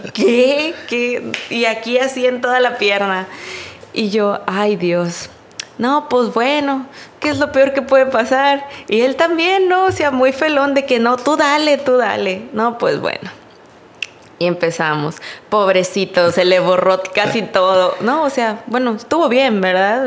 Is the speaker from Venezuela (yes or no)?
no; Río Bravo, Tamaulipas, Mexico; yo soy de Río Bravo